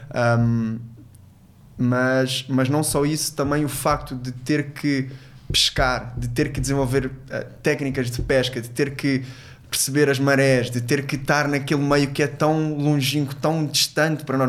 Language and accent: Portuguese; Angola; also born or lived in Portugal; now in Faro, Portugal; sou, sou angolano e, e, também é uma das minhas pátrias, eu tenho dupla nacionalidade e eu cresci muitos anos na minha infância lá